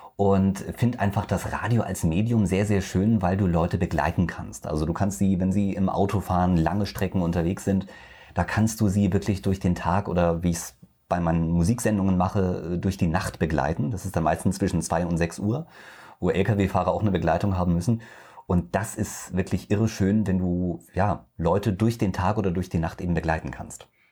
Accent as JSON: {"language": "German", "region": "Hesse", "country": "Germany", "moved": "yes", "said": "ich komme aus Hessen ursprünglich"}